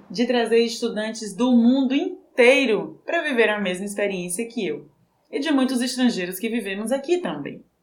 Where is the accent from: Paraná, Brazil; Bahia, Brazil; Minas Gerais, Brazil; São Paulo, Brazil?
Bahia, Brazil; moved away as an adult; now in Buenos Aires, Argentina; Sou baiana. Joga pra cima! Nordestina de nascimento.